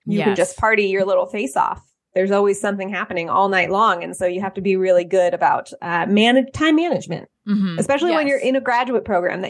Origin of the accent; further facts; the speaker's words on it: Bay Area, California, United States; moved away as an adult; also born or lived in Oakland; now in Atlanta, United States; I'm from California. I'm from the Bay Area.